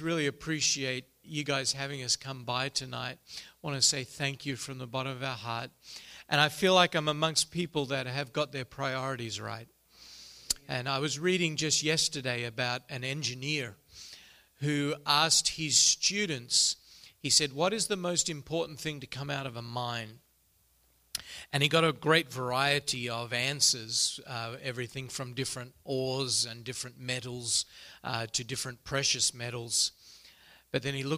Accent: Melbourne, Victoria, Australia; moved away as an adult; now in Vanuatu; I grew up in the city of Melbourne, a city of about 5 million on the southern coast of Australia

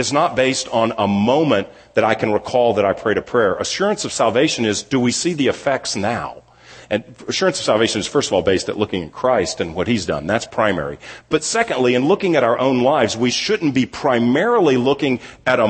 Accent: Houston, Texas, United States; moved away as an adult; also born or lived in California; now in Dallas, United States; I grew up in Houston, then spent basically half my life in Houston, the next half of my life, more than the next half of my life, in California, and then came back here

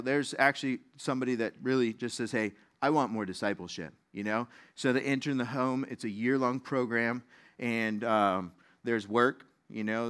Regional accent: Las Vegas, Nevada, United States; moved away; I grew up in Las Vegas

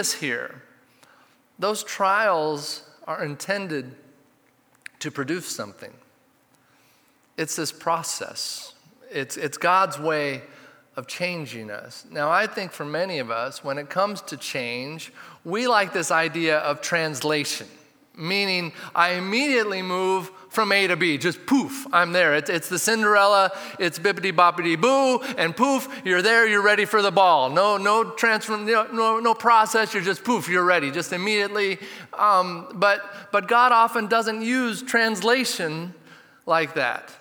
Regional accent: Redmond, Oregon, United States; I grew up in Redmond, so we'd take this bike trip to Smith Rocks.

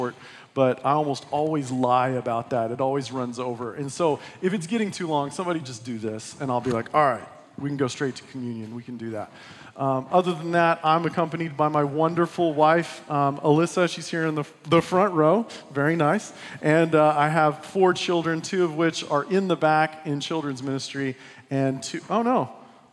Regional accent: West Texas, United States; I was born and raised in West Texas.

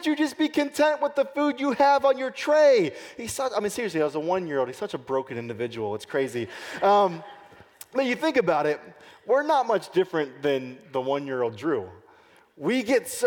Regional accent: United States; It's part of the way we live in America.

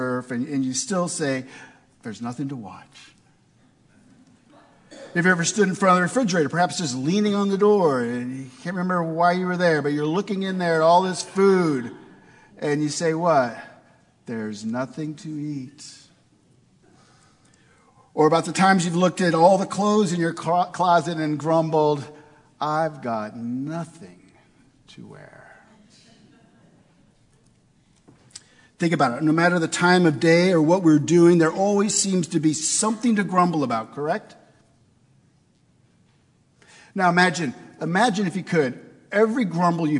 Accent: St. Louis, Missouri, United States; I grew up in St. Louis, Missouri.

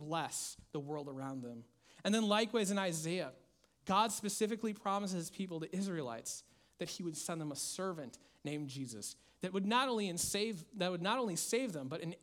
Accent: Minnesota, United States; my home state of Minnesota

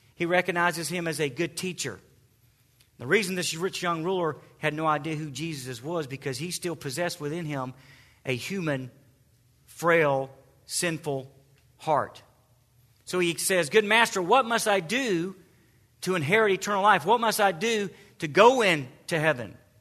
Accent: the South, United States; accent: southern; my southern accent

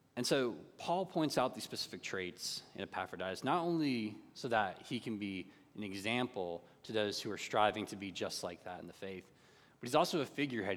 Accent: North Carolina, United States; growing up in North Carolina and growing up in the Bible Belt community

